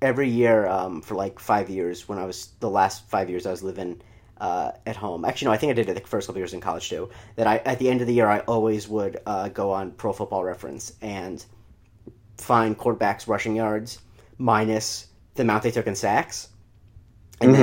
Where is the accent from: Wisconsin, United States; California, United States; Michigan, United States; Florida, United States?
Florida, United States; I grew up in Florida